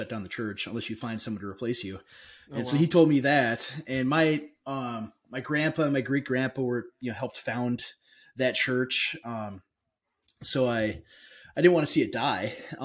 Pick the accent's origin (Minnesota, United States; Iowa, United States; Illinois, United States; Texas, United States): Minnesota, United States; southern; moved away as an adult; also born or lived in Idaho / West Virginia / Missouri; we came back to my hometown in 2018